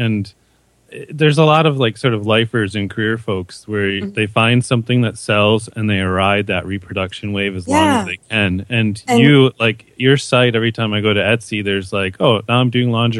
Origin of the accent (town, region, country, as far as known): Muskegon, Michigan, United States; born or raised there; moved away as an adult; now in Canada